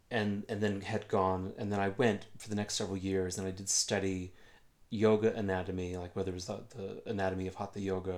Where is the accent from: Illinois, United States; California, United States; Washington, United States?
Illinois, United States; I'm from Illinois